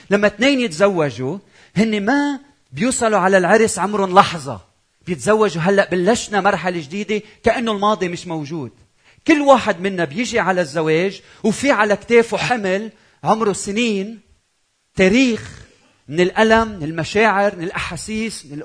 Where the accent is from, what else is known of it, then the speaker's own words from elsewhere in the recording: Lebanon; بتعرفوا انا لبناني زوجتي مش لبنانيه